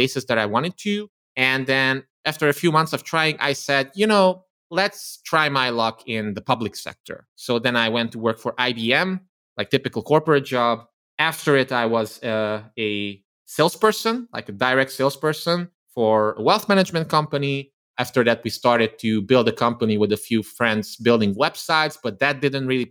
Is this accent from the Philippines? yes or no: no; Transylvania, Romania; English is a second language; I come from Eastern Europe, from Romania, from the Transylvania region of Romania, who grew up as an ethnic Hungarian, as a minority